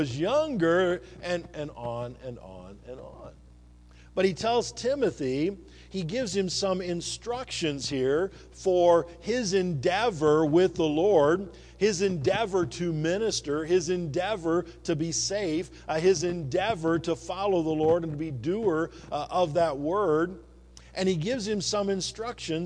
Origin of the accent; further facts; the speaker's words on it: eastern Iowa, United States; also born or lived in Louisiana; now in Montana, United States; when I grew up in Iowa